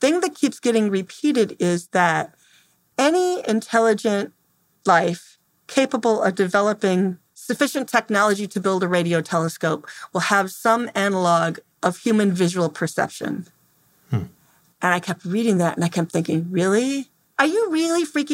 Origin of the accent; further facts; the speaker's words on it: Temperance, Michigan, United States; I'm from Temperance, Michigan